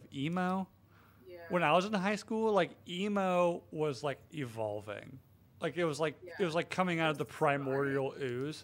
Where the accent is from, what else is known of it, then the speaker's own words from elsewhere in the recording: Western North Carolina, United States; I grew up like in Western North Carolina